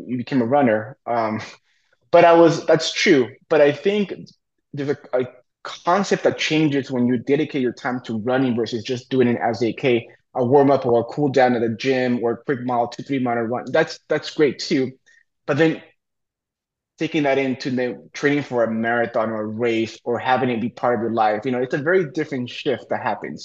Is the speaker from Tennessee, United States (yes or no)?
no; Napa, California, United States; Napa, my hometown.